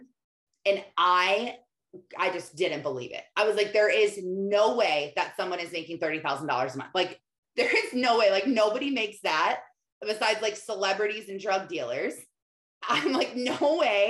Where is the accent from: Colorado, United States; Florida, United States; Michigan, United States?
Michigan, United States; I was in my hometown of tiny town, farm town, where all my neighbors are farmers in Michigan, living on a dead end dirt road my whole life